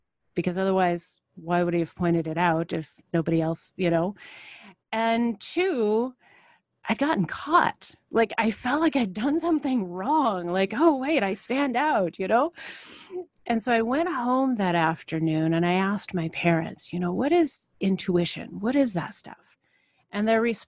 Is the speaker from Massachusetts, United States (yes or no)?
no; Portland, Oregon, United States; I grew up in Portland, the Pacific Northwest.